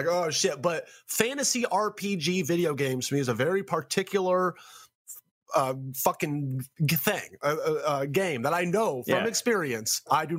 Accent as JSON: {"language": "English", "town": "Memphis", "region": "Tennessee", "country": "United States", "said": "I'm from Memphis, Tennessee, motherfucker."}